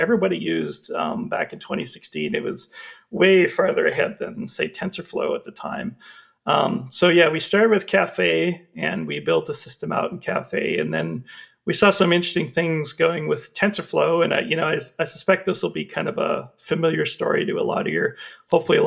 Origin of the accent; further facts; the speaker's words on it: Canada; I'm from Canada